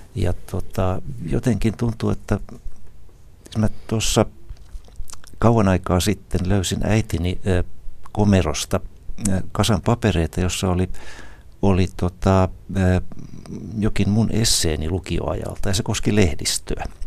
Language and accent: Finnish; Isokyrö, South Ostrobothnia, Finland; moved away; also born or lived in Ylihärmä; mä vain synnyin Ylihärmässä, mutta olen isokyröläinen noin varsinaisesti, naapurikunta kuitenkin